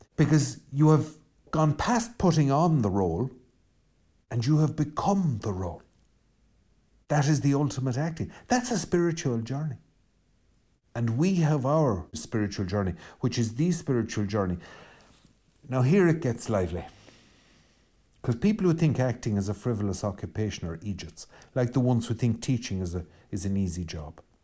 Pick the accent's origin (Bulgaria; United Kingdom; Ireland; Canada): Ireland; west of Ireland; I'm Irish and I'm from the West